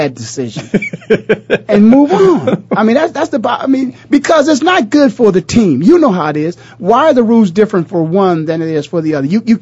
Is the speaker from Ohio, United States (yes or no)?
yes; Canton, Ohio, United States; moved away; I'm from Canton, Ohio